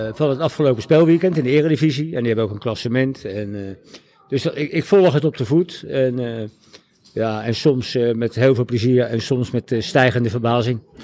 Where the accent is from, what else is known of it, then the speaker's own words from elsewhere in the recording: The Hague, South Holland, Netherlands; moved away as an adult; now in Laren, Netherlands; als geboren Hagenaar en getogen Hagenaar